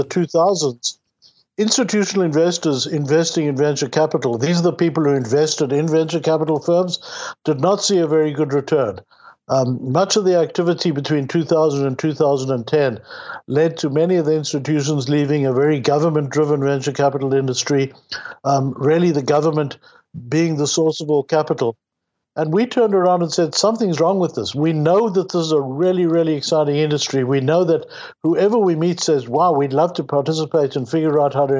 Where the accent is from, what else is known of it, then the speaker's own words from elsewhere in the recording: South Africa; now in Toronto, Canada; I came from South Africa to Toronto in the early 80s, and I was very lucky to have discovered a thriving software industry.